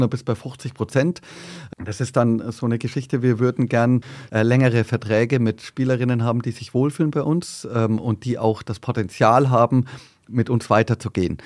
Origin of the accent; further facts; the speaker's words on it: Bad Reichenhall, Bavaria, Germany; accent: southern; also born or lived in Berlin; now in Wiesbaden, Germany; in Berlin geboren und dann mit zweieinhalb war ich schon wieder im südlichen Bad Reichenhall